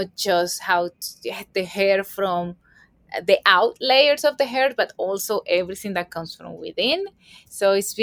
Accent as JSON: {"language": "English", "country": "Colombia", "tie": "born or raised there", "moved": "as an adult", "lives_now": "New York City, United States", "said": "I was born and raised in Colombia, South America"}